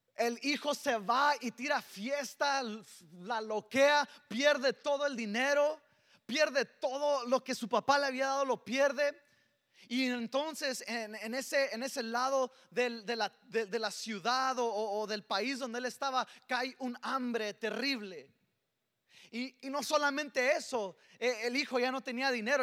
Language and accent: Spanish; El Paso, Texas, United States; soy, soy del Paso, Texas y, y, soy, tengo un serio problema de spanglish